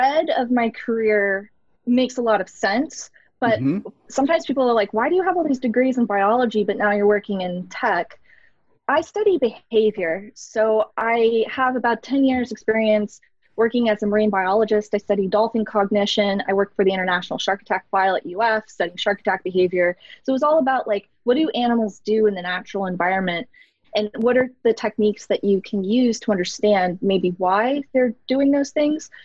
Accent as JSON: {"language": "English", "region": "Florida", "country": "United States", "tie": "born or raised there", "said": "I grew up in Florida"}